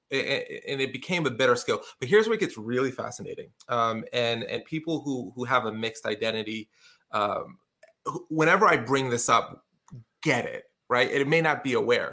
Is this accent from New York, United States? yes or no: yes; New York City, New York, United States; moved away as an adult; also born or lived in Syracuse area, New York / Binghamton, New York; now in Syracuse, United States; I grew up in the projects in a place called Canarsie